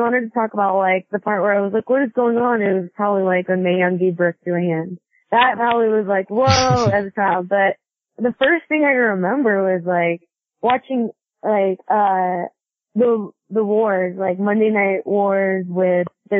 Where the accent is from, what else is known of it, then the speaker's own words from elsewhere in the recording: Kennewick, Washington, United States; moved away as an adult; also born or lived in Seattle, Washington; now in Memphis, United States; I was born in Seattle, but I grew up in the Tri-Cities in Washington State.